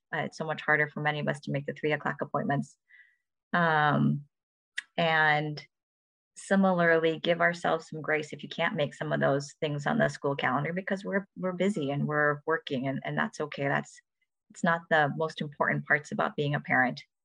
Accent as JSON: {"language": "English", "town": "Ann Arbor", "region": "Michigan", "country": "United States", "tie": "born or raised there", "said": "I was born and raised in Ann Arbor"}